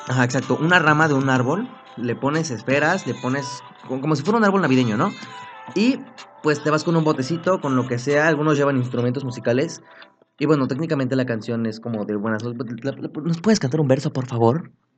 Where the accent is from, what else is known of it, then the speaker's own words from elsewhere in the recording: Apizaco, Tlaxcala, Mexico; moved away; yo nací en Tlaxcala, Apizaco, Tlaxcala, y vivía ahí un buen tiempo. Cuando yo me vine a vivir para acá